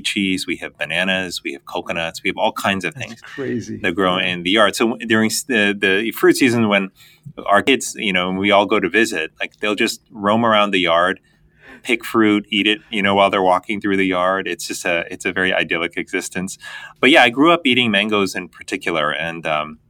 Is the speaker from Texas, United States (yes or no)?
no; Miami, Florida, United States; They immigrated to the United States when I was three. I grew up in Miami, Florida